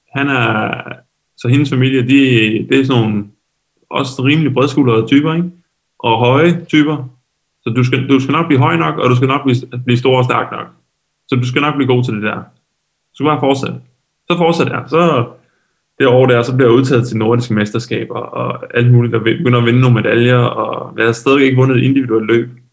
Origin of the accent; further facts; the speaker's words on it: Lolland, Zealand, Denmark; der hvor jeg kommer fra nede på Lolland